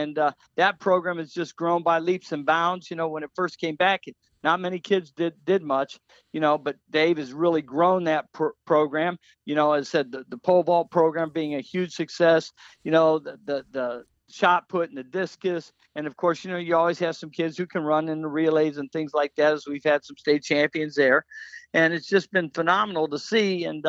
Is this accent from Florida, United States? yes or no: yes; Florida, United States; Lee County.